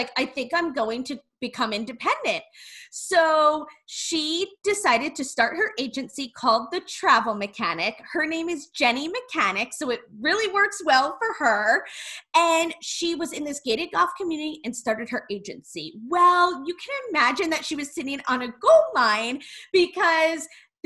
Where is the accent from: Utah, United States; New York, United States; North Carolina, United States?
New York, United States; We are from New York